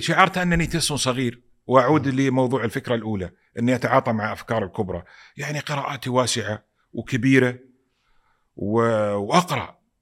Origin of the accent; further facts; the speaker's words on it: Saudi Arabia; also born or lived in Pakistan; انا سعودي